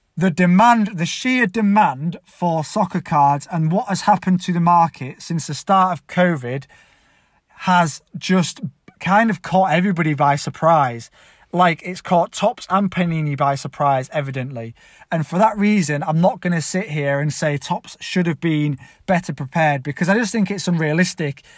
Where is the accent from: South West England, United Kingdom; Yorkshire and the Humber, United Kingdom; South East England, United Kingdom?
Yorkshire and the Humber, United Kingdom; Leeds; I'm actually from Leeds